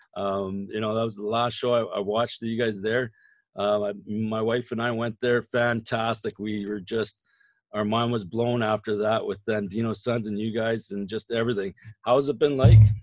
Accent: Saskatoon, Saskatchewan, Canada; now in Regina, Canada; I grew up in Saskatoon, and when I was going to university

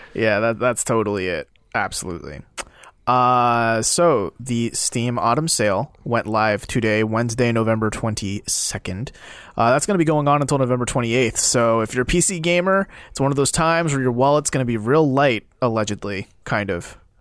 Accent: South Korea; moved away; I come from Korea

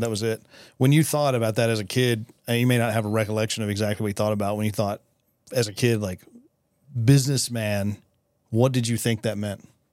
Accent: West Texas, United States; I was born and raised here also

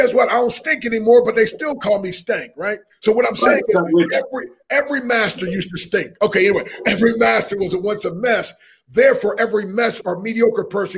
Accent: Harrisburg, Pennsylvania, United States; I grew up in Harrisburg, Pennsylvania

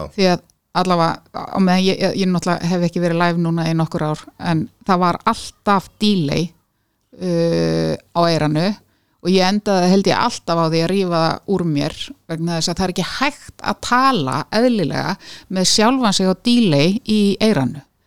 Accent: Reykjavík, Capital Region, Iceland; also born or lived in Kópavogur, Iceland / Brighton, England; ég líti á mig sem breyðtilding

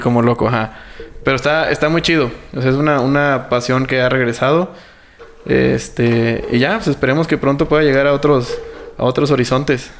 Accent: Mexico; accent: Mexican; nuestro acento eh, mexicano

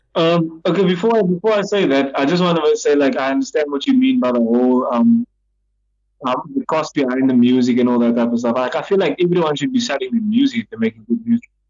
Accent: Cape Town, Western Cape, South Africa; I come from Mitchell's Plain, my family's from Mitchell's Plain

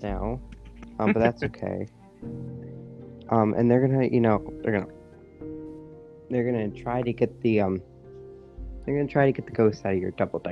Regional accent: New York, United States; I'm from New York, not from the city

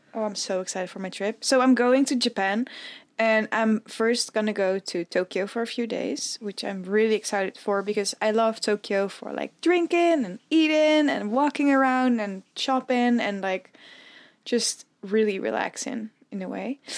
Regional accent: Netherlands; as a Dutch person, I've never seen more snow than, like, two centimeters.

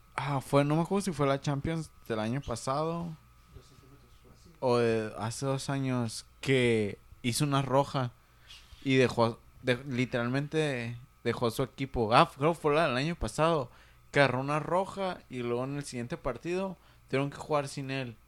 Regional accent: Mexico; como buen mexicano

